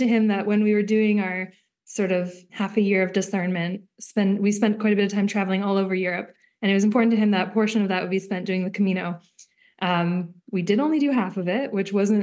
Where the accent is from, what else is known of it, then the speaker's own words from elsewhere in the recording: Smithers, British Columbia, Canada; also born or lived in Victoria; now in Terrace, Canada; I grew up in Smithers